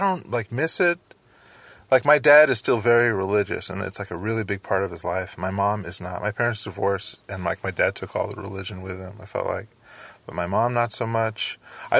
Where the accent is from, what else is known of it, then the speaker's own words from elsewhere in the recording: Redwood City, California, United States; I grew up in Redwood City, like on the peninsula